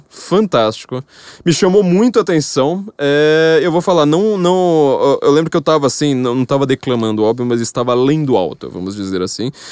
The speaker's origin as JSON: {"language": "Portuguese", "region": "São Paulo", "country": "Brazil", "said": "é que a gente é paulista"}